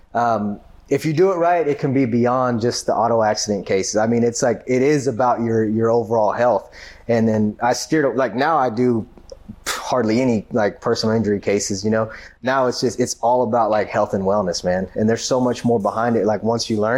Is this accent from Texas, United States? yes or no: yes; Grand Prairie, Texas, United States; I'm from Grand Prairie. I went to South Grand Prairie High